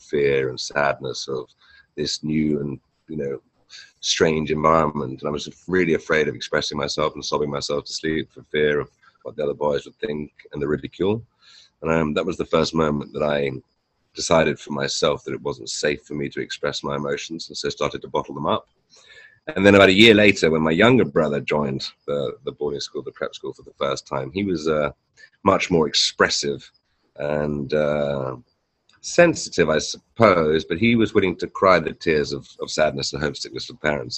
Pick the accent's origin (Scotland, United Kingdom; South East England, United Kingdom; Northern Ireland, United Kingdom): South East England, United Kingdom; Hampshire; moved away as an adult; also born or lived in New York / London; now in Canggu, Indonesia; I was born and raised in Hampshire in the south of England.